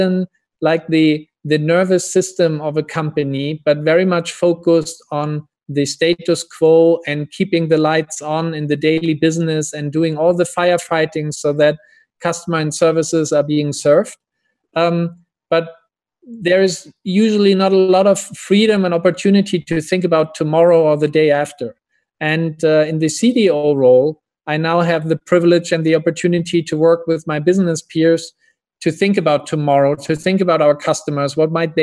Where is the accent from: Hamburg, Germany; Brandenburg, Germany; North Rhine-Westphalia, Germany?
Hamburg, Germany; I'm from Hamburg, Germany, a harbor town or city in northern Germany originally.